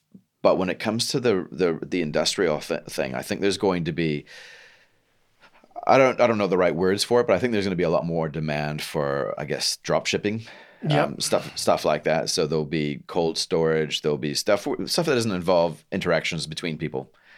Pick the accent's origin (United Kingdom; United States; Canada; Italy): Canada; now in New Zealand; I'm from Canada